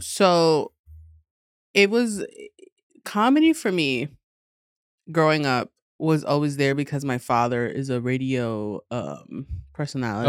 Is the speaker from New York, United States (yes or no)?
yes; New York City, New York, United States; born and raised in Queens